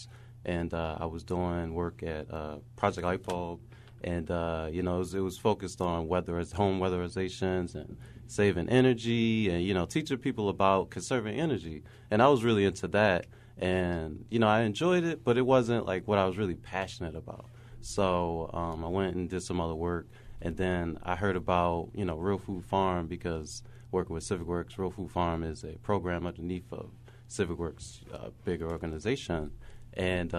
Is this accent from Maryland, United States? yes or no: yes; Baltimore, Maryland, United States; growing up in Baltimore, you see the stuff